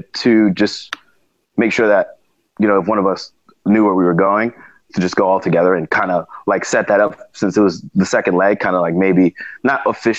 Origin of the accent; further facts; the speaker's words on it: New York, United States; I was from New York